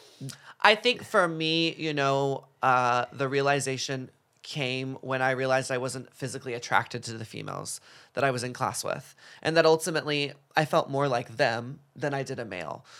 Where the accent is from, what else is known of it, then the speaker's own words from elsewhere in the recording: Dallas, Texas, United States; moved away; growing up in Dallas, Texas